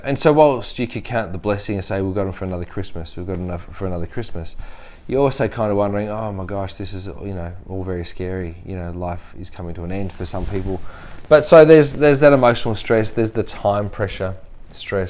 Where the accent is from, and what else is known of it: Australia